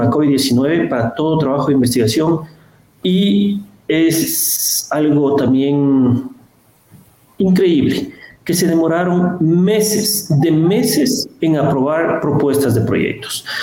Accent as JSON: {"language": "Spanish", "country": "Ecuador", "said": "como ecuatorianos"}